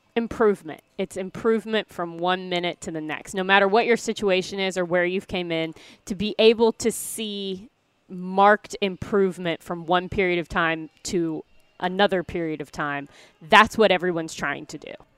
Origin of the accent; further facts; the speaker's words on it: Missouri, United States; moved away; I'm from Missouri